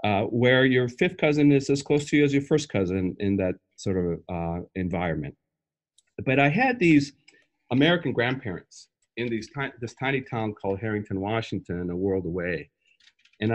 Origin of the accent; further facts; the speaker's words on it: Lima, Peru; moved away as an adult; now in United States; I grew up in Lima, Peru.